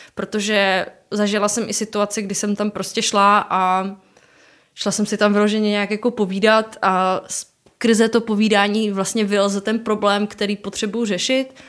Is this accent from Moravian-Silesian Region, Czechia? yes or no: yes; Ostrava, Moravian-Silesian Region, Czechia; jsem z Ostravy